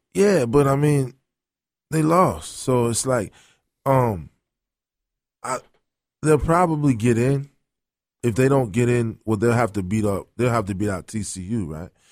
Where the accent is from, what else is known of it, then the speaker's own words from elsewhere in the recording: Maryland, United States; moved away; I'm from Maryland